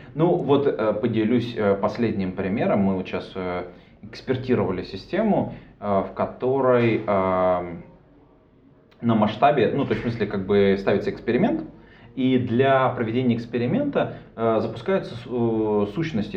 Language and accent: Russian; Irkutsk, Irkutsk Oblast, Russia; now in Saint Petersburg, Russia; я из Иркутска